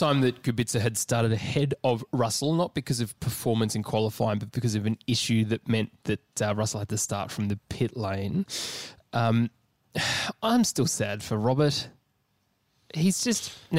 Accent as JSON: {"language": "English", "country": "Australia"}